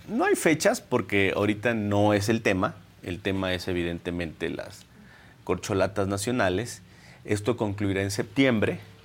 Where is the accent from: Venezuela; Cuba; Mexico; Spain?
Mexico; Minatitlán, Veracruz; Yo soy del sur de Minatitlán y puedo decirte que es una zona golpeada.